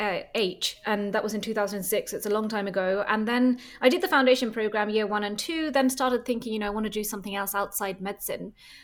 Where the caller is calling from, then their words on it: Copenhagen, Capital Region, Denmark; I'm calling in from Copenhagen and thanks very much for having me on the show.